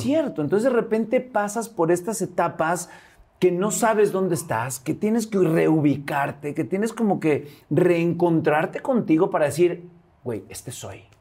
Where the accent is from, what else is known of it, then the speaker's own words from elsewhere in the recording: Veracruz, Mexico; moved away as an adult; de Veracruz